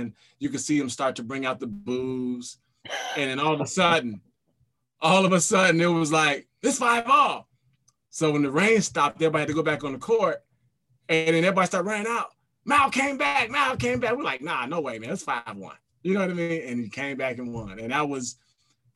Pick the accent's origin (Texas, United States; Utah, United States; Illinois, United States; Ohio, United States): Illinois, United States; I'm from Illinois